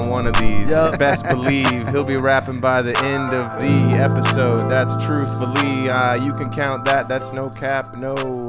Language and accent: English; Hawaii, United States; I grew up in Hawaii